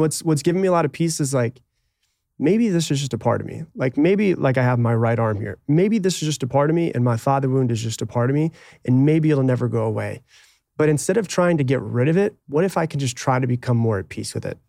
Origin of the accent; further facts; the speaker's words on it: Anna Maria, Florida, United States; I grew up on an island